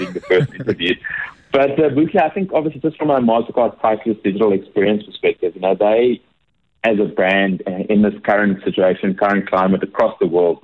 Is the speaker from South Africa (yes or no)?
yes; South Africa; being South African